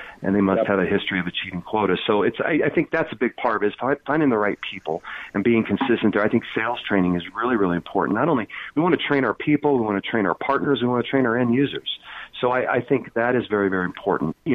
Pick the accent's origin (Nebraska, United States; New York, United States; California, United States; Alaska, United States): Nebraska, United States; Lincoln; I grew up in Lincoln, Nebraska